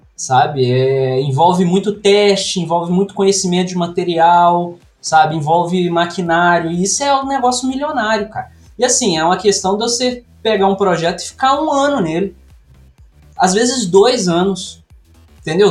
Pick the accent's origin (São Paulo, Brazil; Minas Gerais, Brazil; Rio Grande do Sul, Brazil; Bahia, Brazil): Minas Gerais, Brazil; near Juiz de Fora; accent: mineiro; eu sou mineiro, né? Não sei se dá para perceber pelo sotaque aí. Mineiro de uma cidade aqui bem do sudeste de Minas, perto de Juiz de Fora